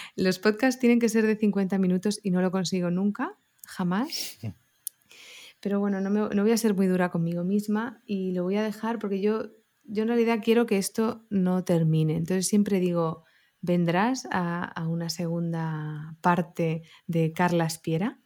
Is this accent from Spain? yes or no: yes; Barcelona, Catalonia, Spain; soy una chavalita pues de, barrio, de Barcelona